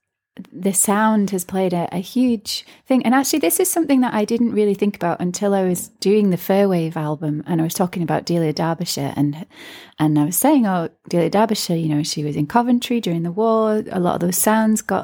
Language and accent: English; Ireland; growing up in Ireland